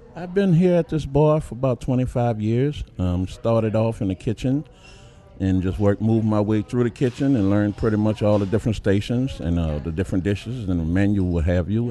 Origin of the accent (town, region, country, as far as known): New Orleans, Louisiana, United States; born or raised there